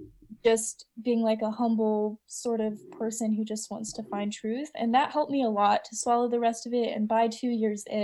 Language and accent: English; Utah, United States; moved away; I was born in Utah.